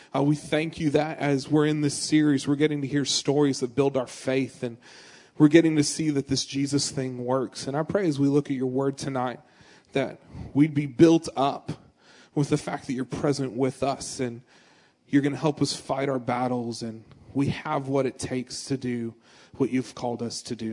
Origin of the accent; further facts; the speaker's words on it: Gresham, Oregon, United States; I was born in Gresham, it's a suburb of Portland